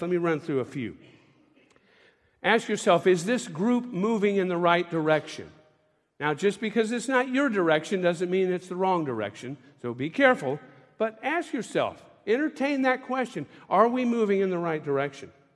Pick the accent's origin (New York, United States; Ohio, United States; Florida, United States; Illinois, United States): Florida, United States; Tampa; I grew up in Tampa, Florida